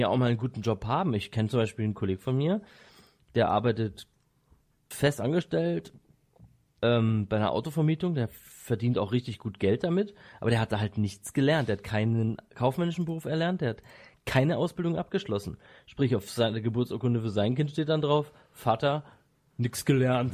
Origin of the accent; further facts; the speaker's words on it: Bad Säckingen, Baden-Württemberg, Germany; ich wurde in Säckingen geboren, nicht in Waldshut.